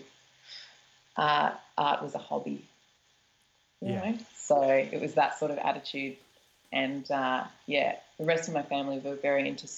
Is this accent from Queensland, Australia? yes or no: no; Melbourne, Victoria, Australia; I'm from Melbourne